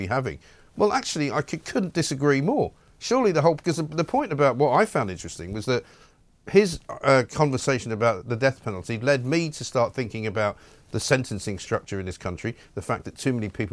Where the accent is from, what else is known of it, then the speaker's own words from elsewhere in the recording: United Kingdom; as British people